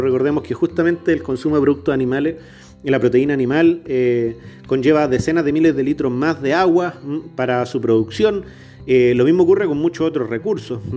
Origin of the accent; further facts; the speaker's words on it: Chilean Patagonia, Chile; Yo nací en la Patagonia chilena, al sur del, territorio de Chile, en el Gualmapu, en territorio mapuche